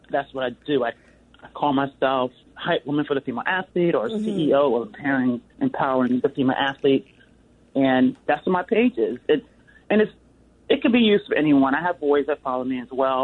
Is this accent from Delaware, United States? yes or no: yes; Delaware, United States; now in Seattle, United States; I'm from the East Coast. I'm from Delaware